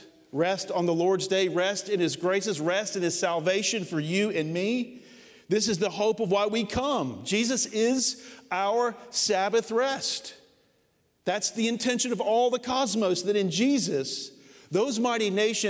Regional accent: United States; as American Christians

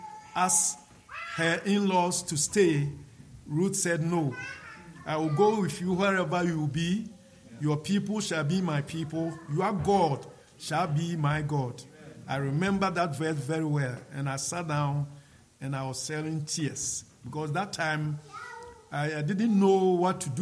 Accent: Ghana; come to Ghana and preach this same gospel to my people

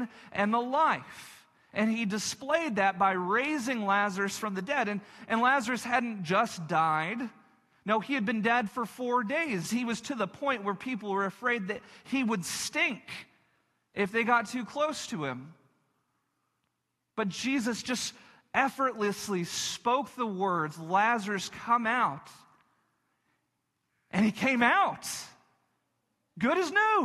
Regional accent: Texas Panhandle, United States; I grew up in the Texas Panhandle

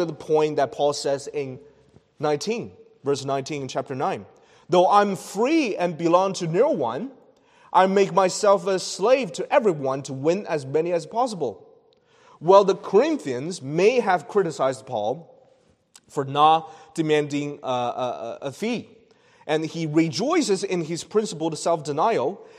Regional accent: China; moved away; The place I've born from a region in China where it's common to speak loudly

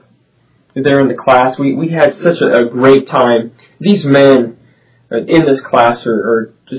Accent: Omaha, Nebraska, United States; moved away; from Omaha, Nebraska.

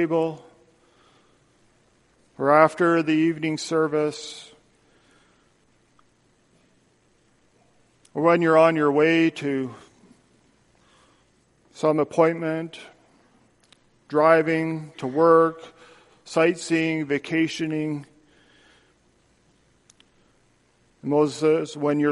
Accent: Canada; moved away as an adult; now in United States; as a Canadian, I've been living here for just over five years now

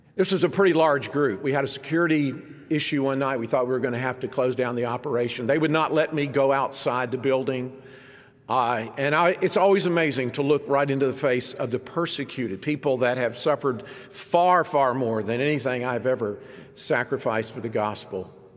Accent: United States; very noticeable as an American

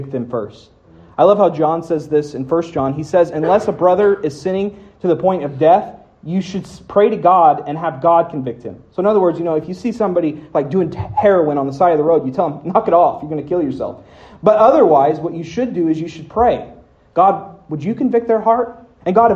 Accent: United States; I'm born here. I'm an American

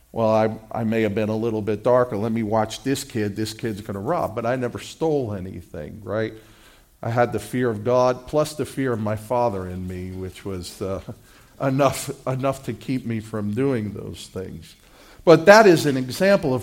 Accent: New York City, New York, United States; When I was a little kid, growing up in Brooklyn

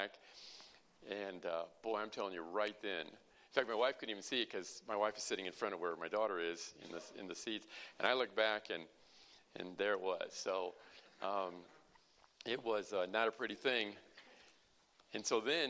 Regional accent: Illinois, United States; We're from the People's Socialist Republic of Illinois.

